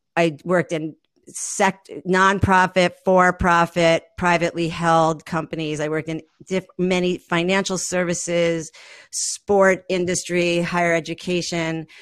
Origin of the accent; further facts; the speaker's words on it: New York, United States; moved away as an adult; I'm a New Yorker, born and raised